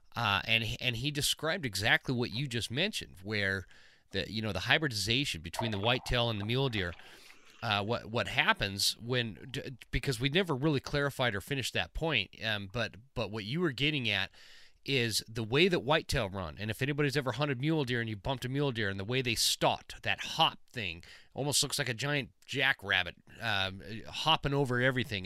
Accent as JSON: {"language": "English", "region": "Utah", "country": "United States", "tie": "born or raised there", "said": "I grew up in Utah"}